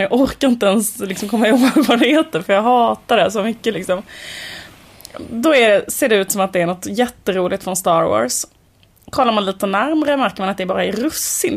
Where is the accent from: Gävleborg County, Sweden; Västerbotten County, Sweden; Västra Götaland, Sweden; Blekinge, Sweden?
Västra Götaland, Sweden; Borås; när vi var små och bodde i Borås, ett sånt höghusområde